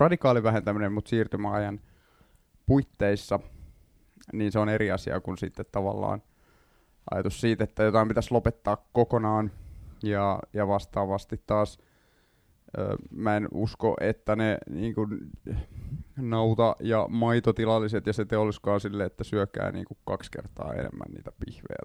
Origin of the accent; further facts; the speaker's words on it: Vantaa, Uusimaa, Finland; also born or lived in Helsinki; Tai itse asiassa mä oon syntyperäinen helsinkiläinen, mutta kasvanut Vantaalla